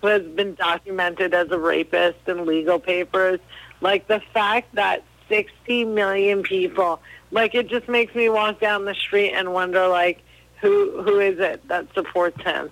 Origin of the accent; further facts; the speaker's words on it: New Jersey, United States; I'm from New Jersey